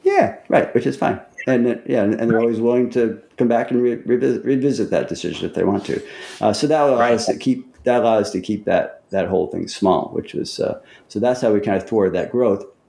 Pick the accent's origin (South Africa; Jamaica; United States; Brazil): United States; Central New York; now in Florida and Montana, United States; I was from Central New York